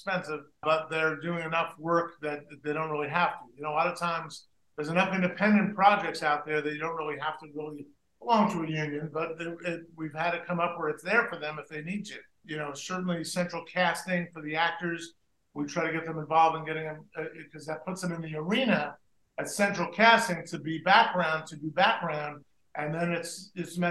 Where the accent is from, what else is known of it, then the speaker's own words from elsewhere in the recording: New Jersey, United States; kid growing up in New Jersey, and Joey and I both grew up in New Jersey